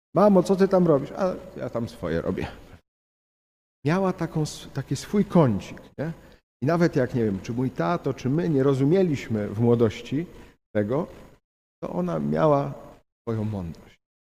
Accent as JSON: {"language": "Polish", "town": "Ostrowiec Świętokrzyski", "region": "Świętokrzyskie Voivodeship", "country": "Poland", "said": "ja pochodzę z Ostrowca Świętokrzyskiego"}